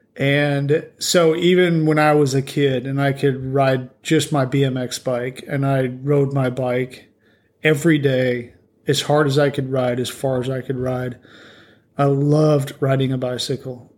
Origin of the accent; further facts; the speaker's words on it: Colorado, United States; I grew up out west in Colorado